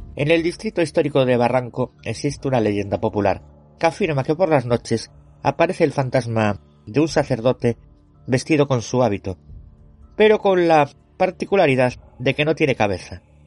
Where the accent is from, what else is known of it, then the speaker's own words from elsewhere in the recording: Galicia, Spain; yo soy gallego